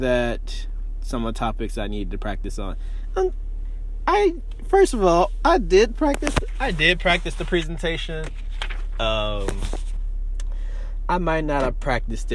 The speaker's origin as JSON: {"language": "English", "town": "Greenville", "region": "Mississippi", "country": "United States", "tie": "born or raised there", "also_born_or_lived": "Boise, Idaho", "moved": "as an adult", "lives_now": "Champaign, United States", "said": "Greenville, Mississippi, which is my hometown"}